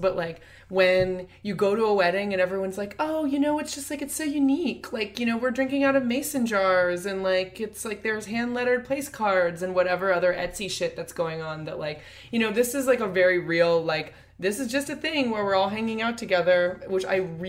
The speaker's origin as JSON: {"language": "English", "region": "Iowa", "country": "United States", "tie": "born or raised there", "said": "I grew up in Iowa, so I also went to lots of weddings very young."}